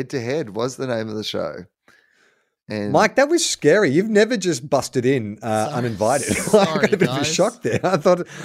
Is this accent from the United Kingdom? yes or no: no; Perth, Western Australia, Australia; When I was about 10, growing up in Perth, me and my best mate decided we would start a band.